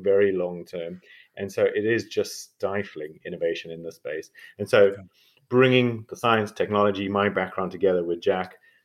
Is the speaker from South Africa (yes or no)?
yes; South Africa; moved away as an adult; now in Oxford, United Kingdom; I'm a South African medical doctor and geneticist, so that's my weird accent